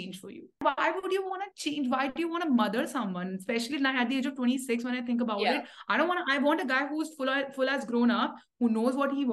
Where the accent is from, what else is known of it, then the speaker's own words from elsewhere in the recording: India; I come from India